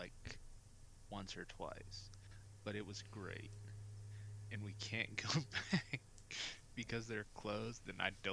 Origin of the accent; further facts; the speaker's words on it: United States; I'm an American